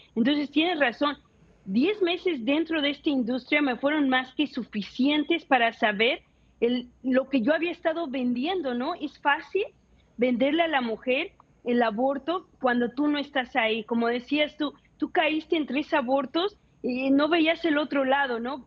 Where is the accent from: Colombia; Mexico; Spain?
Mexico; Mexico City; yo nací, crecí en la Ciudad de México